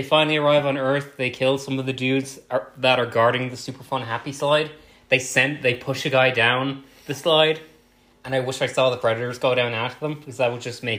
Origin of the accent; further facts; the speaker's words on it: Ireland; we're both Irish.